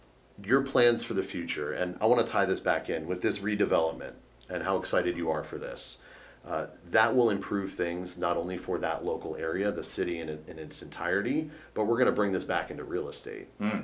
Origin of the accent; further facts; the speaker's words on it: Northern Virginia, United States; moved away; I grew up in Northern Virginia, nowhere close.